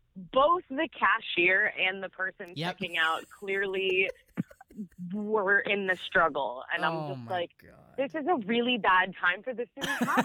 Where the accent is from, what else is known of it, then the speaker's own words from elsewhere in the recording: Baltimore, Maryland, United States; Yeah, we're from Baltimore, which is in Maryland.